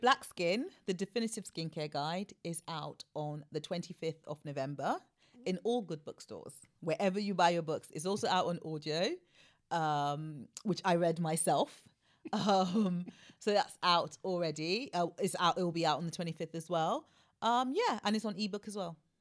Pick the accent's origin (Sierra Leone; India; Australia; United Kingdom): Sierra Leone; moved away; I was born in Africa. I'm West African. I'm Sierra Leonean